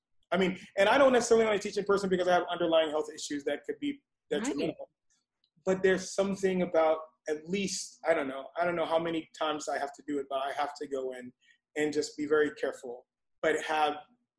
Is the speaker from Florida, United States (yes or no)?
yes; Florida, United States; now in Atlanta, United States; I'm from Florida